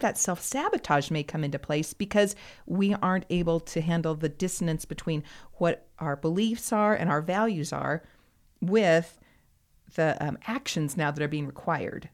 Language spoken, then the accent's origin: English; United States; as an American